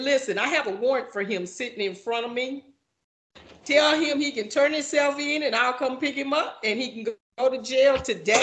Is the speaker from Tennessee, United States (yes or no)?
no; Fort Worth, Texas, United States; I grew up in Fort Worth